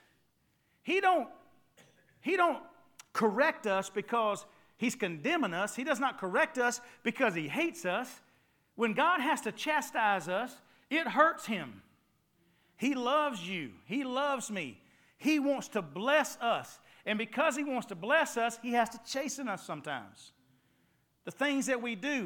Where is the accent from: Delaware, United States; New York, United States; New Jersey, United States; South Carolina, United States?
South Carolina, United States; Ware Shoals; also born or lived in Jacksonville, North Carolina; Grew up in Wareshoals area